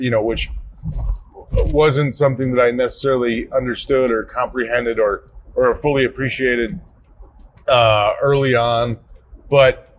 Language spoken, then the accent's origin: English; Chicago, Illinois, United States; as a kid growing up in Chicagoland, growing up with Chicago talk radio